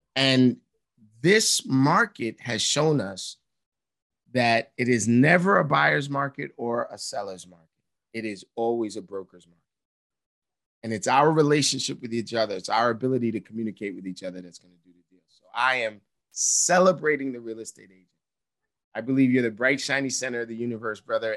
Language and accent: English; New York City, New York, United States; I'm this dude from Harlem